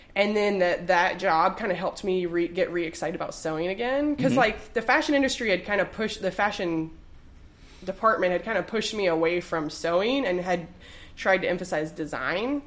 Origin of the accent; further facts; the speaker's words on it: Durham, North Carolina, United States; moved away as an adult; now in Greensboro, United States; I'm like a at least like a fourth generation Durhamite. My great grandfather started a plumbing business there that my dad still runs, so all my family is